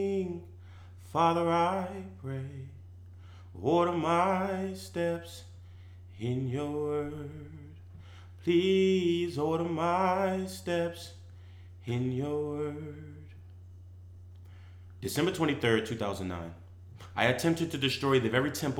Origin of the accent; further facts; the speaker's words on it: Philadelphia, Pennsylvania, United States; I'm from Philadelphia, Pennsylvania